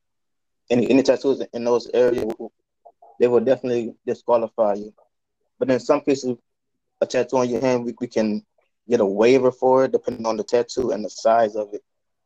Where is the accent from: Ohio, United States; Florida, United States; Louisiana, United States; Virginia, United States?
Louisiana, United States; now in Chicago, United States; I'm currently a U.S. recruiter from Louisiana